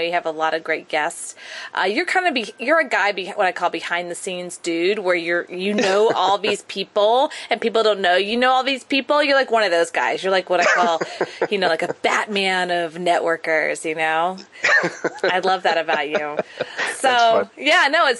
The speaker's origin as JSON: {"language": "English", "country": "United States", "said": "I'm American"}